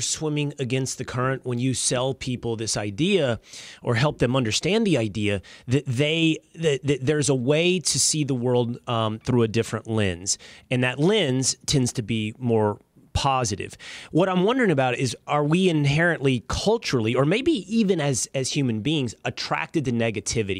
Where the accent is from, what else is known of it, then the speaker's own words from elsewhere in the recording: Texas, United States; that manly culture that I grew up with in Texas